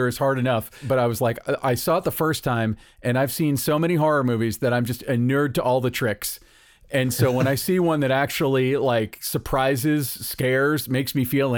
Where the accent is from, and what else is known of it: United States